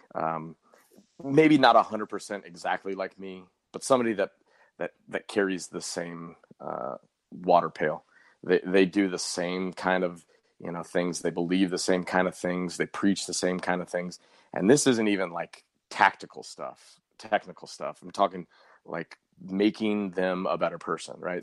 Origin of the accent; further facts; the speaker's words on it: Colorado, United States; now in St. Louis, United States; when I was growing up in Colorado